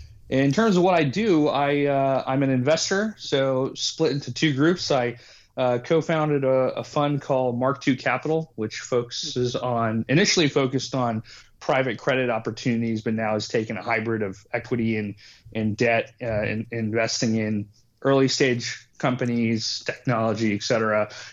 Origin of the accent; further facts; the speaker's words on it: Dubai, United Arab Emirates; born there; Yeah, my mom is from Bangladesh. My dad is from Pakistan. You know, they spent their time all over the world, but they met in Dubai. That's where I was born.